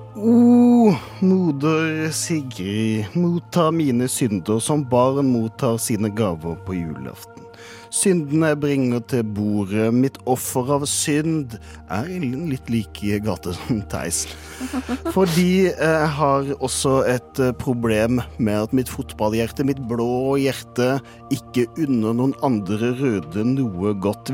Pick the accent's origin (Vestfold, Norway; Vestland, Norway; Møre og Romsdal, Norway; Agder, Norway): Agder, Norway; Kristiansand; moved away; ligger hjemme i Kristiansand